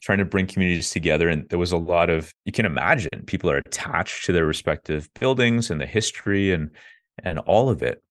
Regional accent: Ottawa, Ontario, Canada; I grew up in Ottawa, Canada, so that's the capital.

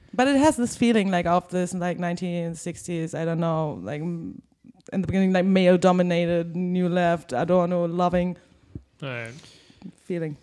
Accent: Germany; when I was young because I grew up in Germany

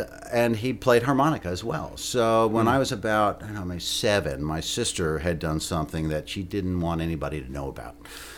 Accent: New Jersey, United States; moved away as an adult; when I was 18, I moved from New Jersey down to West Virginia and really started getting into string band music.

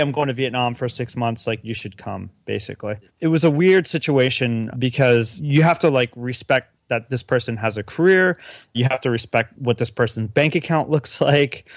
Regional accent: United States; being a U S citizen

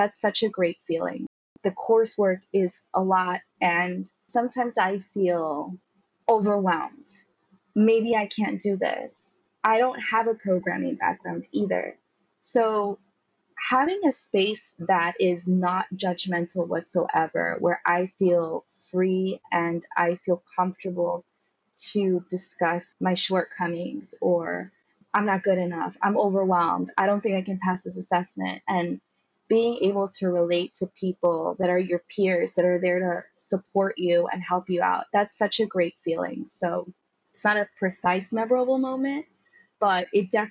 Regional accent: New York, United States; I'm from New York

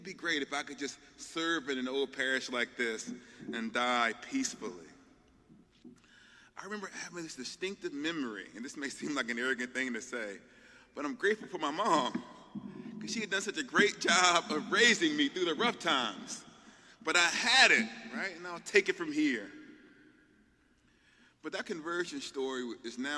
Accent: the South, Southern United States, United States; I'm a Southerner

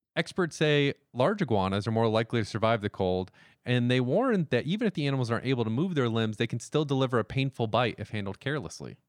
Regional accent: the South, United States; as a Southerner

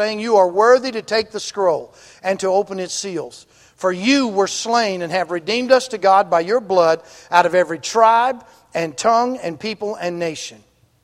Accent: Mississippi, United States; I'm from Mississippi, right? I went to Ole Miss.

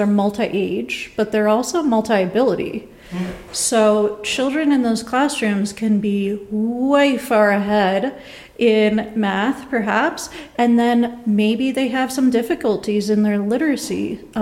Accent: New York, United States; now in Nebraska, United States; I'm originally from New York

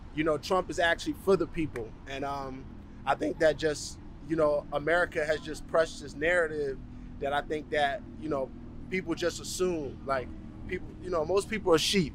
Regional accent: United States; moved away as an adult; now in Canada; I'm an American citizen

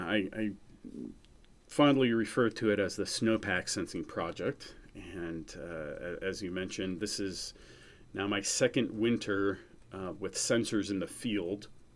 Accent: New England, United States; we both had, you know, growing up in New England in common, being kind of the outsiders in Missouri.

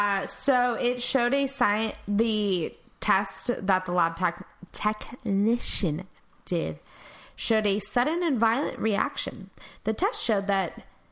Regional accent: Texas, United States; I'm Texan.

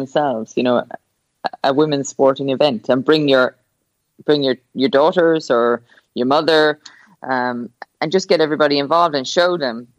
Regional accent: Ireland; it's my hometown. My parents still live there

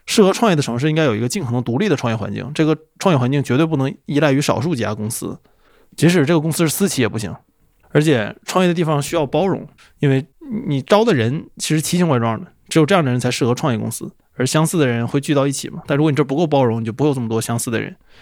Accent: Changchun, Jilin, China; moved away; also born or lived in Shenzhen / Beijing / Shanghai / Tokyo; 长春就不用说了，这是我老家。

